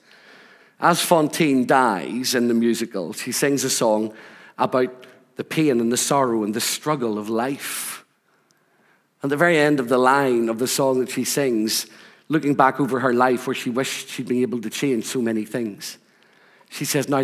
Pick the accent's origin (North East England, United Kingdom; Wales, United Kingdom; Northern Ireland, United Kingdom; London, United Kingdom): Northern Ireland, United Kingdom; Rathcoole; moved away as an adult; also born or lived in Scotland; Growing up in Northern Ireland, growing up in Rathcoole